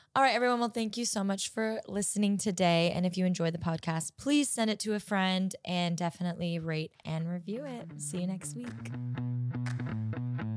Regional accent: Orange County, California, United States; I am from Orange County

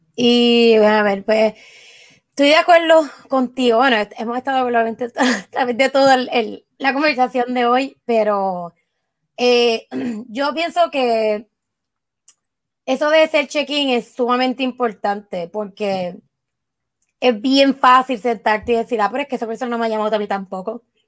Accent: Puerto Rico; moved away; como puertorriqueño y como latino

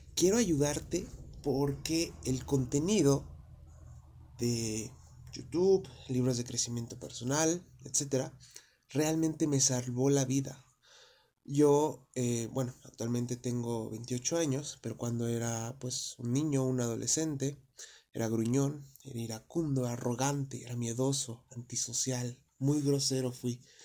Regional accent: Mexico; Yo soy de México

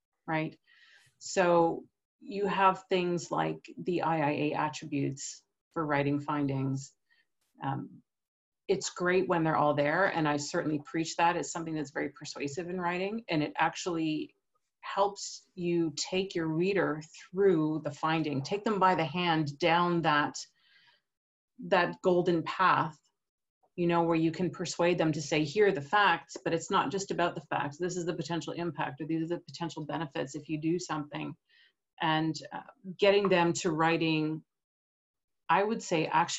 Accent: Canada; moved away as an adult; also born or lived in United States; now in Europe; I'm from Canada

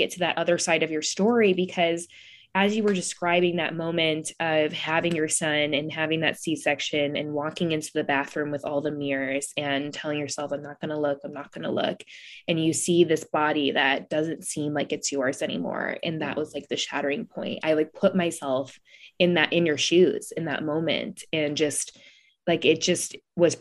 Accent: Midwest, United States; I'm from the Midwest

